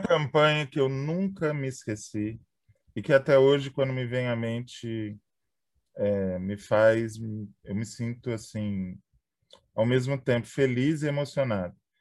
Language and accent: Portuguese; São Paulo, Brazil; eu me lembro quando eu era criança, eu morava em São Paulo